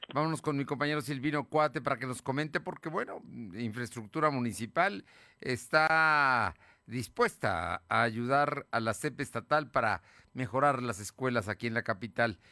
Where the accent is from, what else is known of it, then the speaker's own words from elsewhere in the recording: Mexico; como mexicano